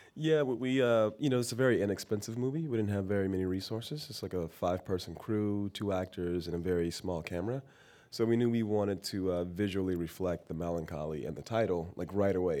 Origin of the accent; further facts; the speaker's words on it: Miami, Florida, United States; now in San Francisco, United States; I'm born and raised in Miami, Florida.